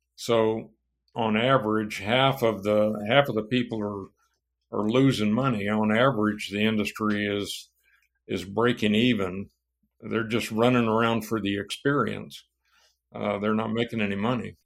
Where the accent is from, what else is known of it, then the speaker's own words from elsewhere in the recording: San Antonio, Texas, United States; also born or lived in Laredo, Texas; Well, I was born in Laredo, Texas. Uh, my family moved t-, to East Texas when I was young, and then Uh, about the time I started school, they moved to San Antonio, Texas